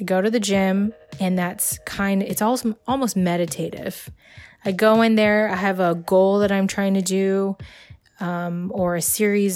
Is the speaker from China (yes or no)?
yes; China; now in United States; I'm from China. I have a lot of family in China.